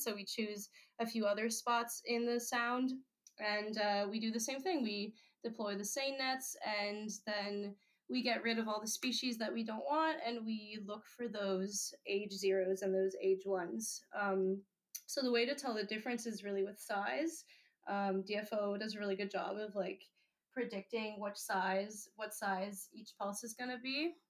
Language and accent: English; Netherlands; moved away; I grew up in the Netherlands